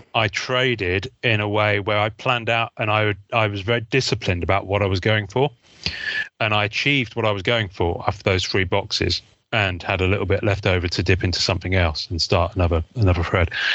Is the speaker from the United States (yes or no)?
no; England, United Kingdom; I'm English